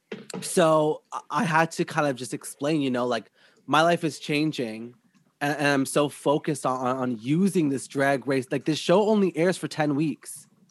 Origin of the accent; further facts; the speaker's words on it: Whitby, Ontario, Canada; But I grew up in Whitby, Ontario, which is like all white people everywhere